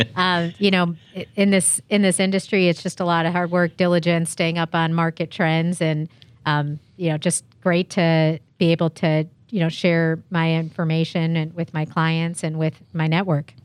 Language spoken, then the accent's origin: English; Chicago, Illinois, United States; now in San Diego, United States; I'm originally from Chicago